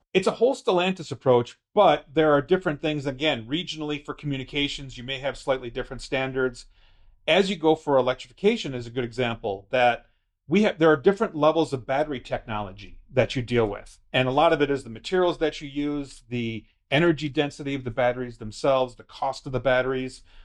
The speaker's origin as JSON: {"language": "English", "country": "United States", "said": "as an American"}